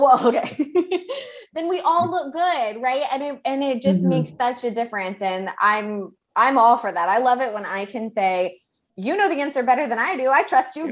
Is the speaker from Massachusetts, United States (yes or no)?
no; Houston, Texas, United States; Amanda and I grew up in Houston